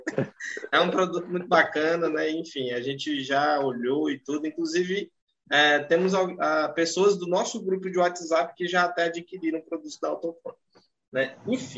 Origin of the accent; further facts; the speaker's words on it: Tocantins, Brazil; Aqui no norte, eu sou do estado de Tocantins